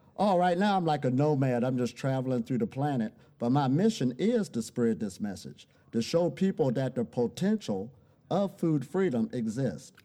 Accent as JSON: {"language": "English", "region": "Ohio", "country": "United States", "said": "I'm originally from Ohio, USA."}